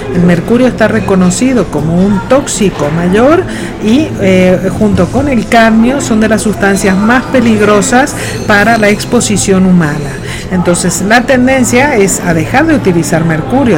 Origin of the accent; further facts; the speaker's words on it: Argentina; moved away as an adult; now in Madrid, Spain; Yo soy argentina y estoy radicada en Madrid, España, desde hace ya casi 30 años.